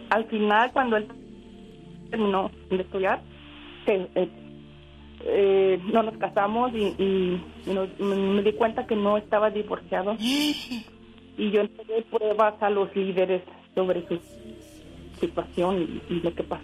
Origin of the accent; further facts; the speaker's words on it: Monterrey, Nuevo León, Mexico; me dio mucho gusto encontrarme la diva porque yo soy de Monterrey.